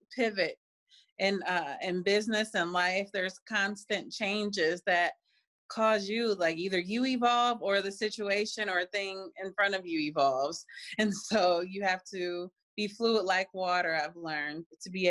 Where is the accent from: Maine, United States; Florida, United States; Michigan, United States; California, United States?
California, United States; now in Cleveland, United States; I grew up in California before we moved back here to Cleveland. I grew up and graduated from California.